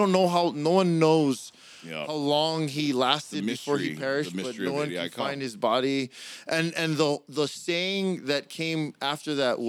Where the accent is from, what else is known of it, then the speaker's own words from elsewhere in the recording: Hawaii, United States; Obviously all our listeners out there realize we're from Hawaii.